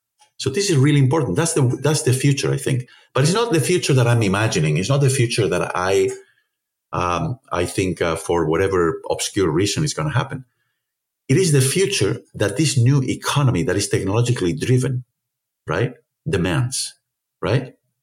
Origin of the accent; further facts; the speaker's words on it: Spain; as we say in Spain, you know, I'm from Spain, as you know